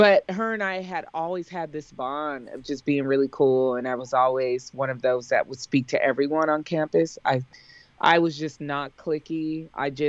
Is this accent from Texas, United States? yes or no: no; San Diego, California, United States; knew that I was from San Diego because I would remind him when I saw him on campus, Dr. Cole, it's … from San Diego.